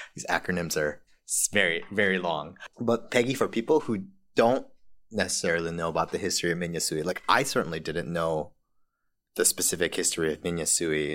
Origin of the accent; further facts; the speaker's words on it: Maui, Hawaii, United States; also born or lived in Honolulu, Oahu; spent the remainder, um, vast majority of my childhood, you know, on Maui